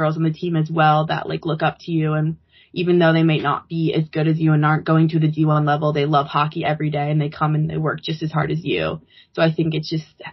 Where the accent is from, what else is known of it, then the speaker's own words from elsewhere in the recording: Edina, Minnesota, United States; I'm from Edina